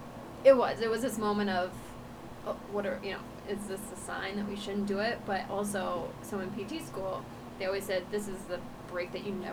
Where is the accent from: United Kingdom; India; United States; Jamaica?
United States; Iowa; moved away; we lived, like, in Iowa, because that's all I ever really knew